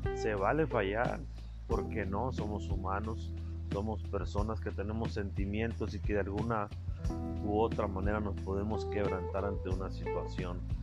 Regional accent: Carbó, Sonora, Mexico; desde mi pueblo, desde mis raíces, desde Carbo Sonora

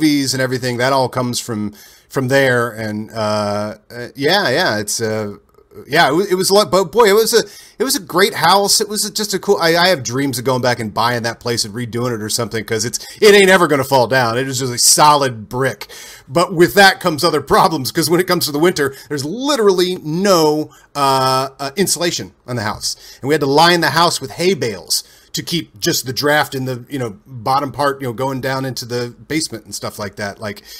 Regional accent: Ohio, United States; moved away as an adult; also born or lived in Dayton, Ohio / Vandalia, Ohio / Lewisburg, Ohio / Oxford, Ohio; I was born in Dayton and then lived in Dayton for a few years and then moved to Vandalia, Ohio for kindergarten and first grade

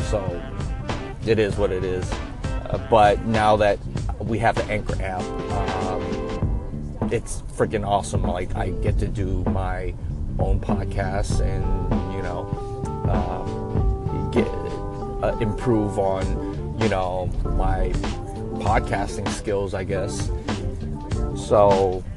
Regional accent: Oakland, California, United States; also born or lived in Sacramento; I grew up in East Oakland, from the Bay, born and raised

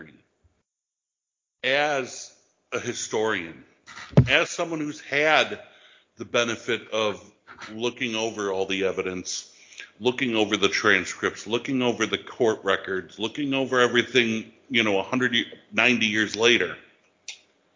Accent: Buffalo, New York, United States; I'm from Buffalo, New York

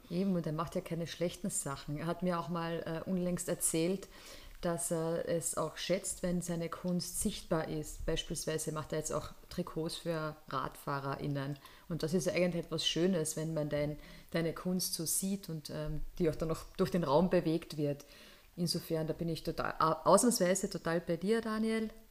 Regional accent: Carinthia, Austria; now in Vienna, Austria; als Kärntnerin

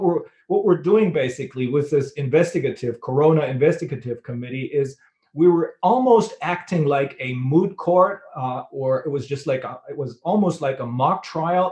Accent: Bremen, Germany; my hometown in Bremen, which is a port city.

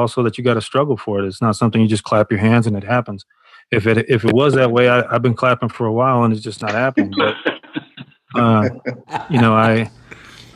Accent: Chicago, Illinois, United States; I was born and raised in Chicago

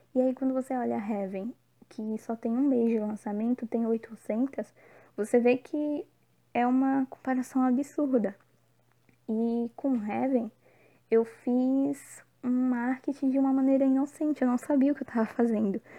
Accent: Brazil; now in Bahia, Brazil; Tô morando na Bahia, mas eu sou natural de São Paulo

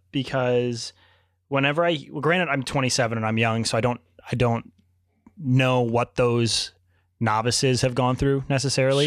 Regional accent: Richmond, Virginia, United States; moved away as an adult; now in Chicago, United States; I grew up in Richmond, Virginia

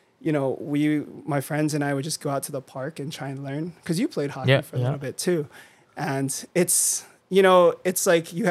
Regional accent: Honolulu, Hawaii, United States; moved away as an adult; also born or lived in Northern California; I grew up in Manoa and I went to Punahou

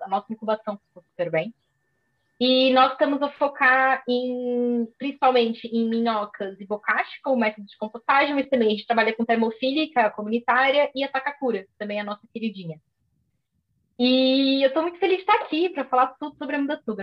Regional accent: São Paulo, Brazil; moved away as an adult; now in Coimbra, Portugal; eu originalmente sou de São Paulo, do, do Brasil, mas já estou cá em Coimbra há quatro anos

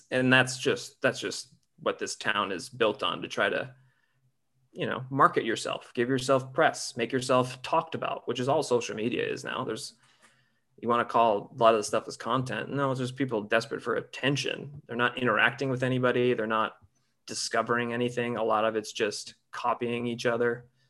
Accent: Northern Michigan, United States; moved away as an adult; also born or lived in Chicago; now in Los Angeles, United States; I grew up in Michigan.

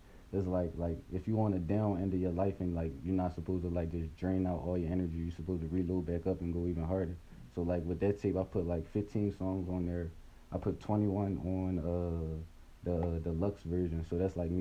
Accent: Winfield, United States; I grew up in Winfield

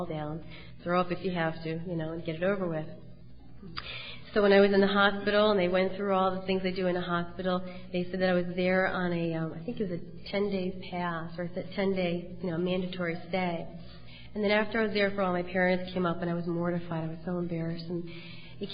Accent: Cheshire, Connecticut, United States; also born or lived in Wallingford, Connecticut; I grew up in Cheshire

